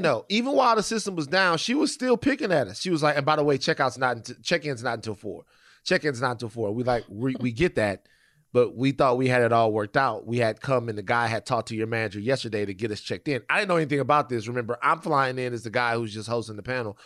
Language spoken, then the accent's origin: English; Louisiana, United States; I'm from Louisiana